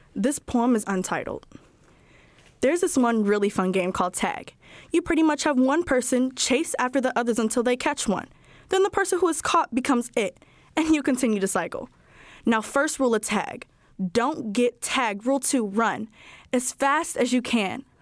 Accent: Chicago, Illinois, United States; I am fifteen years old and I am from West Pullman.

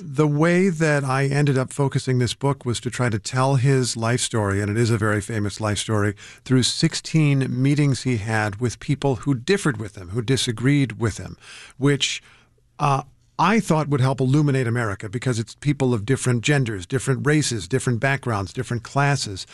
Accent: Indiana, United States; moved away; my home state of Indiana

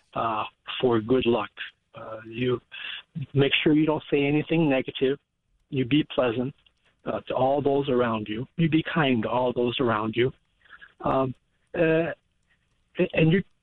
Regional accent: Chicago, Illinois, United States; As a child, growing up in Chicago's Chinatown

